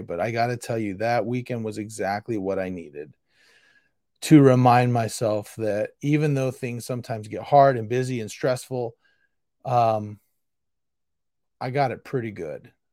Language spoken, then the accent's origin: English; Sacramento, California, United States; also born or lived in Modesto / Indiana; I am born and raised in Sacramento.